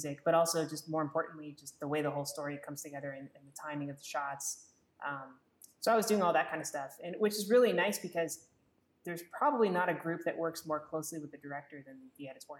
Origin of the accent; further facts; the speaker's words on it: Syracuse, New York, United States; moved away as an adult; also born or lived in Arkansas; Syracuse University in my hometown